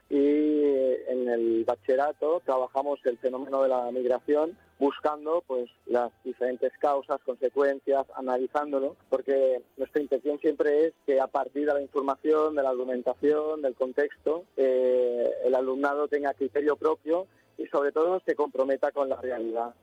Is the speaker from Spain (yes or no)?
yes; Catalonia, Spain; Nosotros somos de Cataluña y hay un colegio de Lleida, pero los demás son de Barcelona